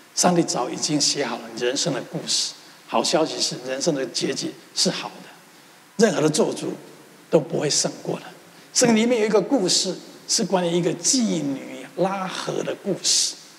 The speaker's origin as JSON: {"language": "Chinese", "country": "Taiwan", "tie": "born or raised there", "moved": "yes", "said": "从小我出生在一个贫穷的环境，我们家世世代代都是务农的"}